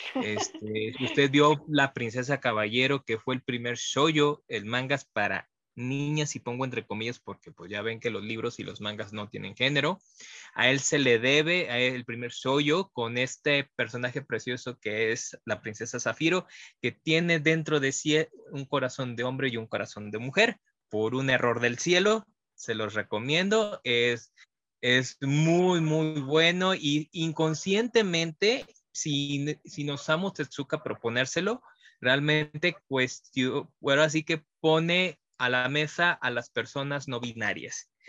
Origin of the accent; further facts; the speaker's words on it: Mexico; como mexicanos